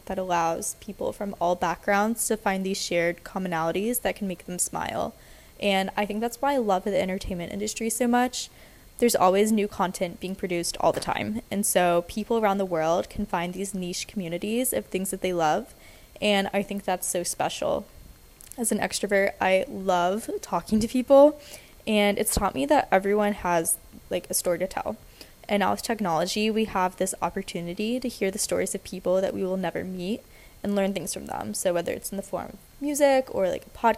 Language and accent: English; Atlanta, Georgia, United States; moved away as an adult; now in Nashville, United States; I'm from Atlanta and I moved to Nashville about 3 years ago to start at Vanderbilt University